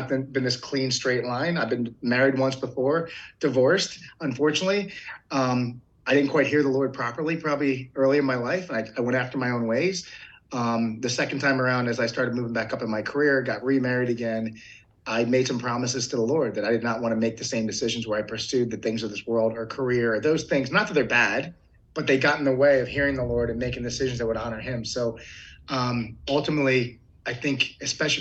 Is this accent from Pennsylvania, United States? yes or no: yes; Philadelphia, Pennsylvania, United States; moved away as an adult; also born or lived in Eastern Shore of Maryland / Arkansas; now in Concord, United States; I grew up in Philadelphia, Pennsylvania